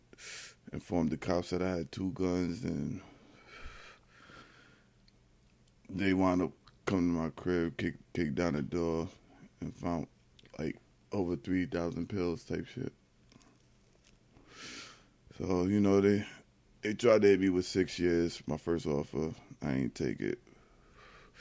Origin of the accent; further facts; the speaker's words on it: Yonkers, New York, United States; I'm from South Side of Yonkers. Feel me on Elliott